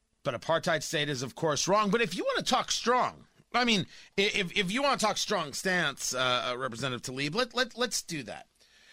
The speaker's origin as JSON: {"language": "English", "country": "United States", "said": "I'm Jewish and I'm an American"}